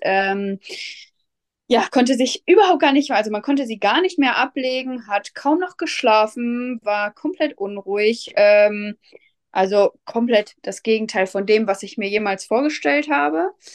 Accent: Lipburg, North Rhine-Westphalia, Germany; ich komme aus Lipburg, das ist in der Nähe von Soest

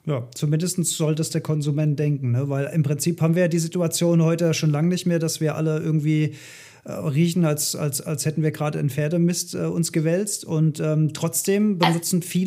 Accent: Rhineland, Germany; bei uns in Rheinland

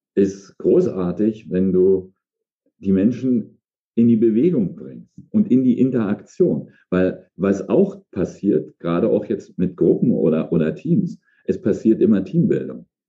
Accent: East Germany, Germany; moved away as an adult; Ich komm, also sozialisiert im, im Osten, damals in der ehemaligen DDR

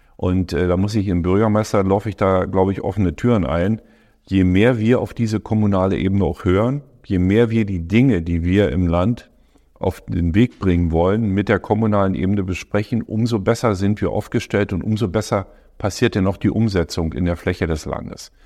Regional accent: Forst, Brandenburg, Germany; also born or lived in Lower Bavaria; in meiner Heimatstadt in Forst damals

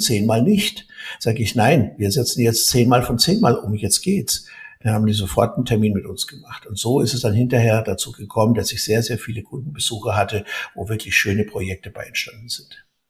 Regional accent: Germany

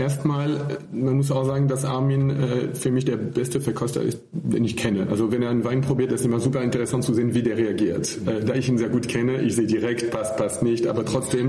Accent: near Paris, Île-de-France, France; German is a second language; moved away as an adult; also born or lived in Rhineland / Southern Germany / Austria; now in Germany; ich komme aus der Nähe von Paris

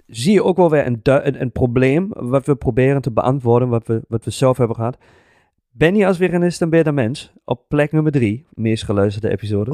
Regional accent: Germany; Dutch is a second language; moved away as an adult; now in Netherlands; Ik ben gewoon een Duitser

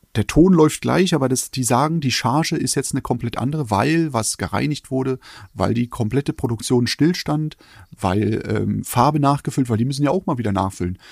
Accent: eastern Germany, Germany; ich komme aus dem Osten.

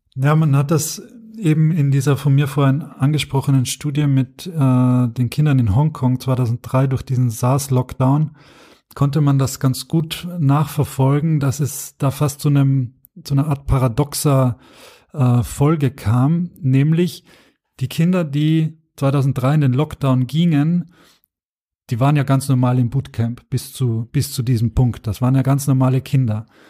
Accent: Austria; das kann ich auch als Österreicher sagen

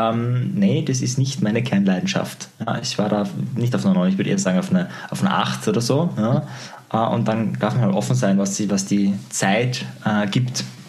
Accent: Austria; bei uns in Österreich

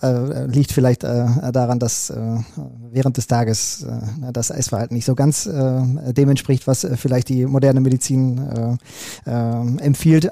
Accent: Recklinghausen, North Rhine-Westphalia, Germany; als Kind im Recklinghäuser Kinderorchester die äh, Triangel gespielt habe

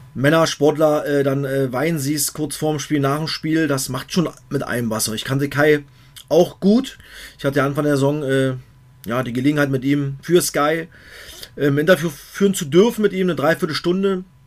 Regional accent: Cottbus, Brandenburg, Germany; Aus meinem Heimatdorf Merzdorf aus Cottbus

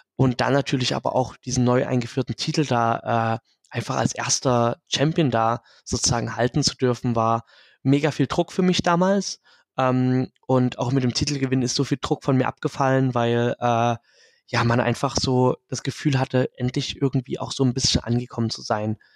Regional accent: Dresden, Saxony, Germany; mein Ursprung in Dresden und eher in der lokalen Wrestling-Szene in Ostdeutschland

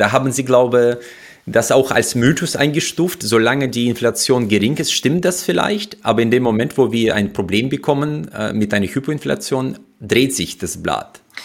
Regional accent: Uzbekistan; moved away as an adult; now in Germany; Ich bin in Usbekistan groß geworden

